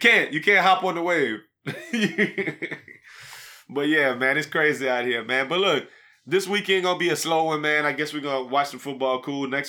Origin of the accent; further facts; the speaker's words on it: New Iberia, Louisiana, United States; my hometown of New Iberia, Louisiana